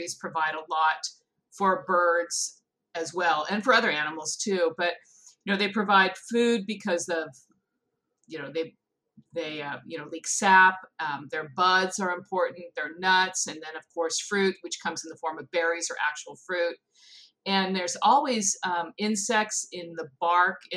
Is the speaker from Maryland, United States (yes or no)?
no; California, United States; I grew up in California, and we had walnut trees on our property